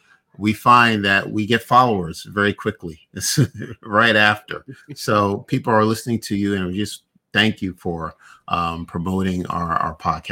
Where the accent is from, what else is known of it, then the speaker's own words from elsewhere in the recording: New York City, New York, United States; just to let you know that I am also from New York. I grew up in Brooklyn, Bedford-Stuyvesant.